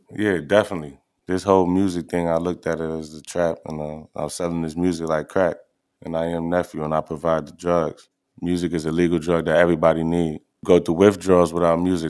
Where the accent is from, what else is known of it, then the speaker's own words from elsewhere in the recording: New York, United States; I'm from New York